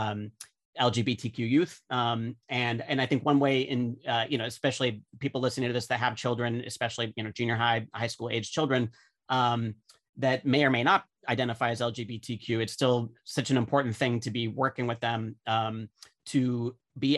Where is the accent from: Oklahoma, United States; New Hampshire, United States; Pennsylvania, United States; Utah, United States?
Utah, United States; now in New York, United States; I'm from Utah originally